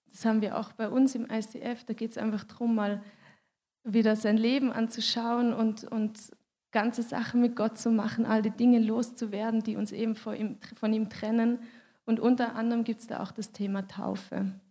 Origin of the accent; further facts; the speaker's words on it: Switzerland; weil ich bin Schweizerin und ich habe mich für einen Schweizer Weg entschieden